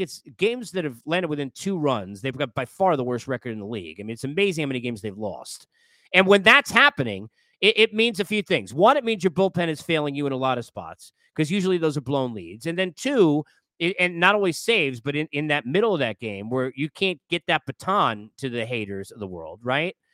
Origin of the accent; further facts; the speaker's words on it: Long Island, New York, United States; I grew up in New York. I grew up in Long Island